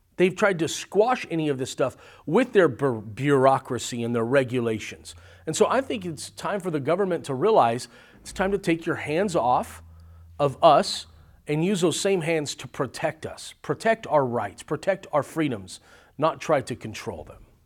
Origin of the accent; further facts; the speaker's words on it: California, United States; now in Arizona, United States; originally born and raised in California, now living in Arizona